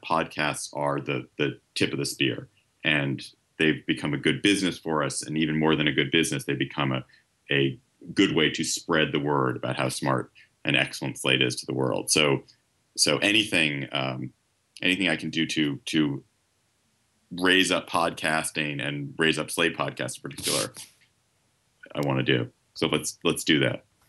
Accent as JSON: {"language": "English", "town": "Washington", "region": "District of Columbia", "country": "United States", "tie": "born or raised there", "said": "I grew up in Washington, and, and after college, came back to Washington"}